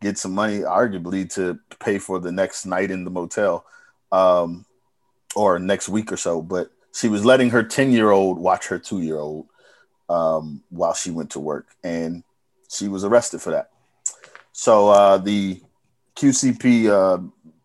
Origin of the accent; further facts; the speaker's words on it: Bowie, Maryland, United States; moved away; also born or lived in Baltimore; When I first got to Baltimore, they said, "Where you from?" I said, "Bowie."